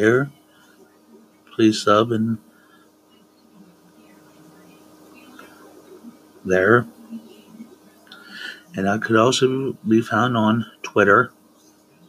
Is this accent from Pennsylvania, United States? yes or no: yes; Altoona, Pennsylvania, United States; I'm from Altoona, Pennsylvania